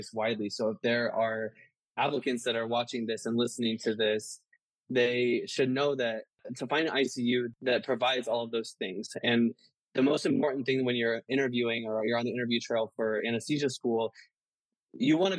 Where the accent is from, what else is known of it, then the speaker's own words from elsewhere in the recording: Midwest, United States; moved away as an adult; also born or lived in Baltimore / Washington, D.C.; now in Chicago, United States; So I grew up in the Midwest and then I moved to the East Coast.